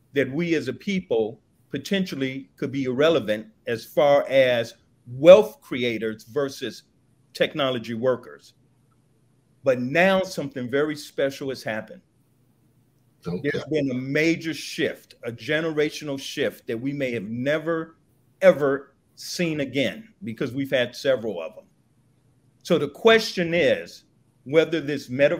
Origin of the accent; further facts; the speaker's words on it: Los Angeles, California, United States; also born or lived in Chicago, Illinois; I was born on the kitchen table in Chicago. I grew up in Los Angeles